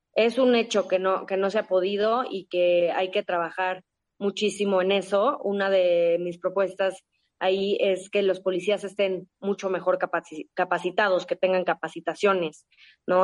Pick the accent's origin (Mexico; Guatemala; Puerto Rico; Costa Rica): Mexico; A mí México me ha dado todo. Yo tengo un amor profundo por mi país, por mi gente, por mi tierra